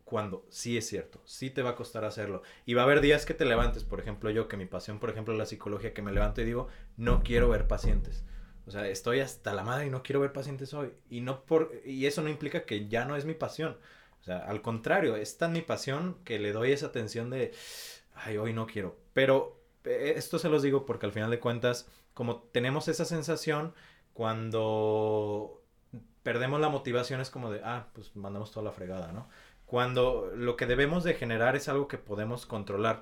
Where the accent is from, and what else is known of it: Mexico